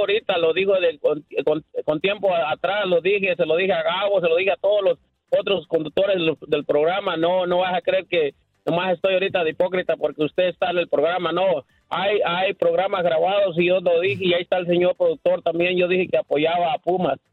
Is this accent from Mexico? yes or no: yes; Mexico; yo soy mexicano 100%